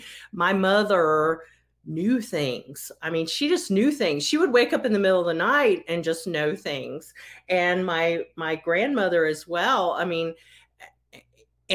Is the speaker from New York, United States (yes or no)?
no; Roanoke, Virginia, United States; my hometown of Roanoke, Virginia